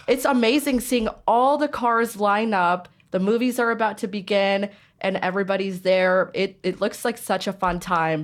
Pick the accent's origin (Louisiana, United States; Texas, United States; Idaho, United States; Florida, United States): Idaho, United States; Caldwell; growing up in Caldwell